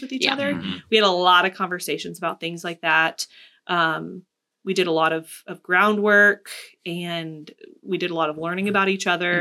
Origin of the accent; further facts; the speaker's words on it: Florida, United States; now in Columbia, United States; I'm from Florida